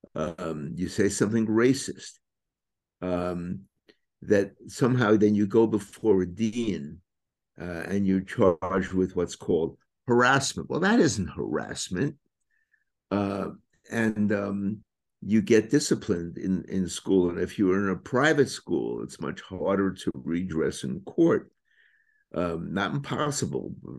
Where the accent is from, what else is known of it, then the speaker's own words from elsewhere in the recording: New York City, New York, United States; I was born and raised in Brooklyn.